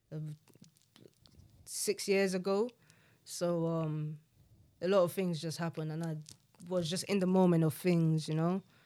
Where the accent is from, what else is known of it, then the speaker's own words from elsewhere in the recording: London, United Kingdom; growing up in South London